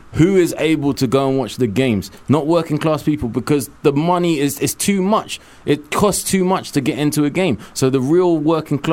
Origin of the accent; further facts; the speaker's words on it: London, United Kingdom; also born or lived in Hackney, London; I was born in Kilburn. I was raised in Willesden Green, Kilburn, and Cricklewood.